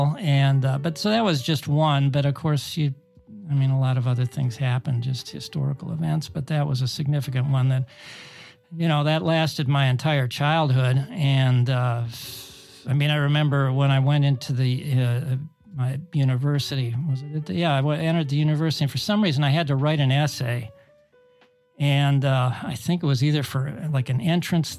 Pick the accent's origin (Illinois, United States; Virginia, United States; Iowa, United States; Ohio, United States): Ohio, United States; suburb of Cleveland; Where I grew up, or where I was born, was in a part of the city. It was a suburb. It was a near suburb to a big city of Cleveland, Ohio